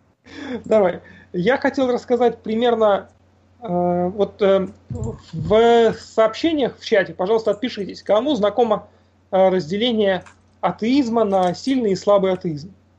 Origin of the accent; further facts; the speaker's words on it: Murmansk, Murmansk Oblast, Russia; я из Мурманска.